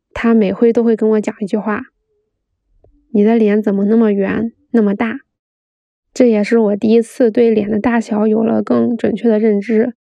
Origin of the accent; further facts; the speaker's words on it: Beijing, China; 然后一个并不精致的女孩儿在北京长大了